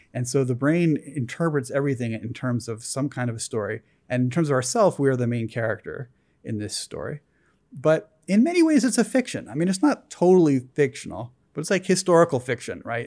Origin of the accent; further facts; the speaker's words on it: East Coast, United States; moved away; I grew up on the East Coast. I came out here.